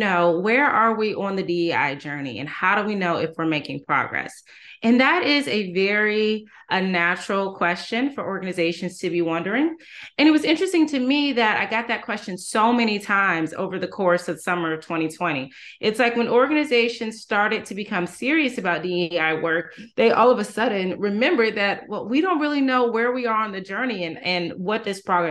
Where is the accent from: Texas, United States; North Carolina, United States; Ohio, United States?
North Carolina, United States; Durham; I'm from Durham, North Carolina, originally